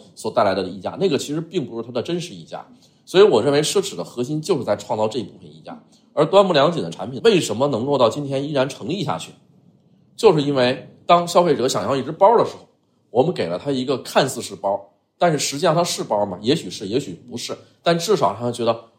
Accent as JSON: {"language": "Chinese", "country": "China", "said": "我们中国人"}